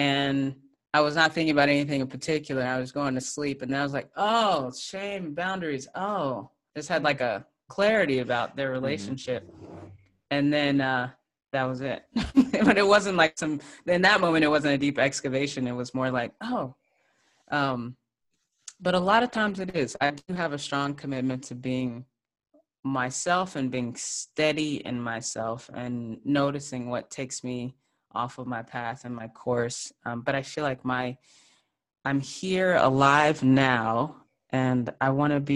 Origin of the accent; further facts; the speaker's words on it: Texas, United States; growing up in Texas in the South